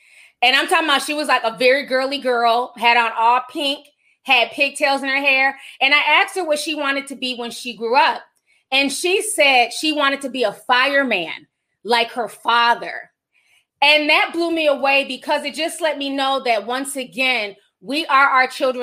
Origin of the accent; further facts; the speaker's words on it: St. Paul, Minnesota, United States; I grew up in St. Paul.